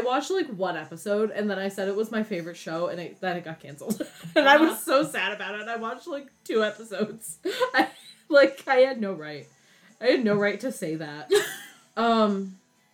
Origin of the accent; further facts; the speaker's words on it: Pennsylvania, United States; we're from Pennsylvania